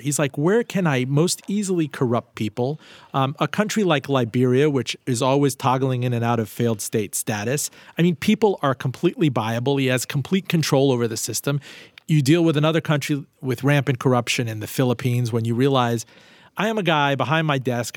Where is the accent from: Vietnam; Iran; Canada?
Iran; moved away; also born or lived in Miami; I'm from Iran